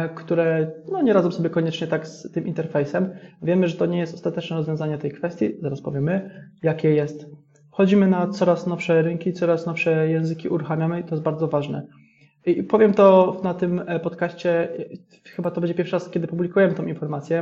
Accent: Jastrzębie-Zdrój, Silesian Voivodeship, Poland; ja jestem z Jastrzębia Zdroju, akurat się wywodzę

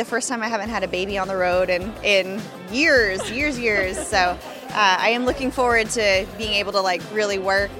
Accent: Oklahoma, United States; I'm from Oklahoma

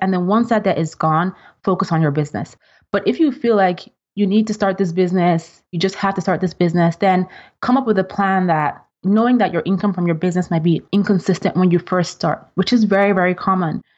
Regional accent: Nigeria; moved away as an adult; now in United States; I'm originally from Nigeria

